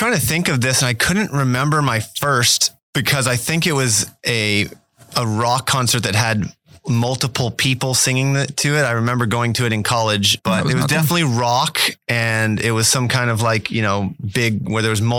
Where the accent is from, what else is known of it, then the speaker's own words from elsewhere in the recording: Fort Scott, Kansas, United States; Fort Scott.